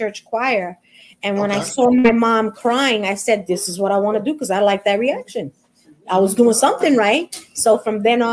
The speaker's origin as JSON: {"language": "English", "town": "New York City", "region": "New York", "country": "United States", "tie": "born or raised there", "said": "Born and raised in Midtown Manhattan, Hell's Kitchen, New York."}